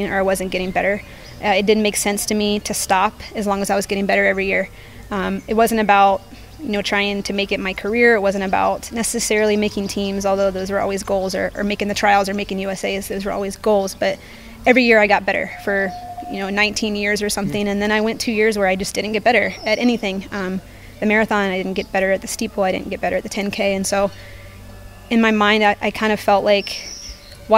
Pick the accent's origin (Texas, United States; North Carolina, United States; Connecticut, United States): North Carolina, United States; now in Boulder, United States; Where I grew up in North Carolina, my house actually backed up to some mountain biking trails